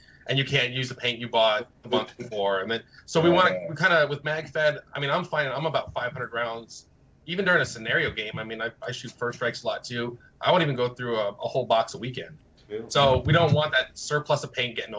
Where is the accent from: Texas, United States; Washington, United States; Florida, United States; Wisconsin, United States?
Florida, United States; also born or lived in New Jersey / New York / California; Right now I'm in Florida. I was born in Jersey, New York. Moved to Florida when I was little, and then I was in California for way too long, and then back to Florida